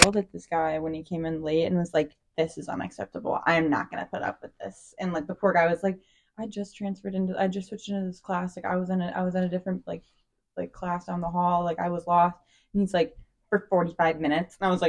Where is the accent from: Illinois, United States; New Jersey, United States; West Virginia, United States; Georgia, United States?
Illinois, United States; Bartlett; So I'm from Bartlett, Illinois. I went to South Elgin.